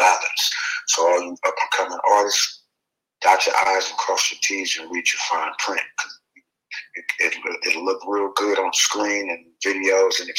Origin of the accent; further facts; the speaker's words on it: San Francisco, California, United States; being from Frisco